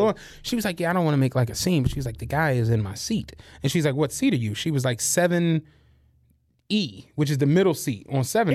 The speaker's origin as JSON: {"language": "English", "town": "Philadelphia", "region": "Pennsylvania", "country": "United States", "said": "I'm from Philly"}